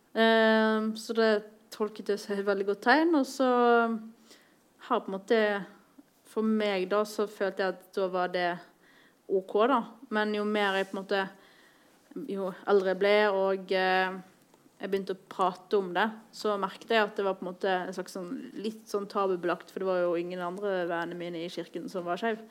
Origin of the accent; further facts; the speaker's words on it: Bergen, Vestland, Norway; moved away as an adult; now in Oslo, Norway; er fra Bergen. Jeg bor i Oslo